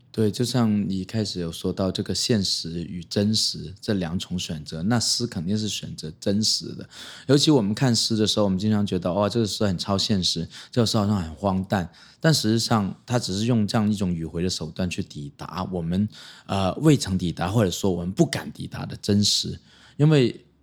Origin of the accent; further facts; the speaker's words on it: Hong Kong; moved away as an adult; now in Taiwan; 我们作为一个离散的族群来到台湾或者来到世界别的地方，就是香港人啊